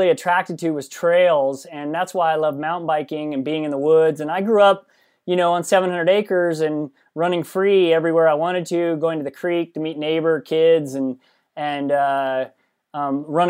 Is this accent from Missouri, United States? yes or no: yes; Missouri, United States; Well, if I start at the beginning, I grew up in Missouri on a farm, big commercial farm, 700-acre farm.